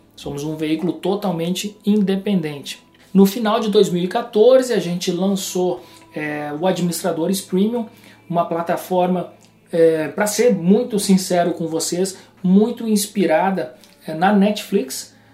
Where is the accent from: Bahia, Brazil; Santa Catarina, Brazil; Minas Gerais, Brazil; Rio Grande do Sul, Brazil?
Rio Grande do Sul, Brazil; moved away; also born or lived in João Pessoa / Porto Alegre